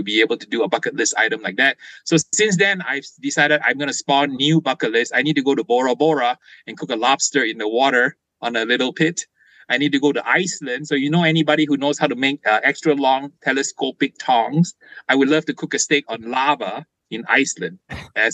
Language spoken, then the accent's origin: English; Malaysia; now in California, United States; I was born in Malaysia